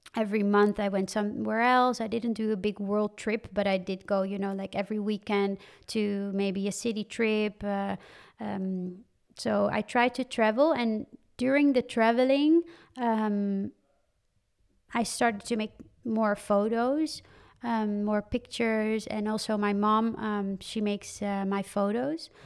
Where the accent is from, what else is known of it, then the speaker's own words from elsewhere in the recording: Hoofddorp, North Holland, Netherlands; also born or lived in Campania, Italy (born, near Naples); I grew up near Amsterdam in Hoofddorp.